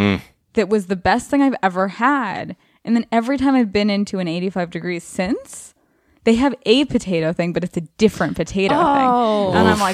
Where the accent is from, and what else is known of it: Santa Monica, California, United States; born or raised there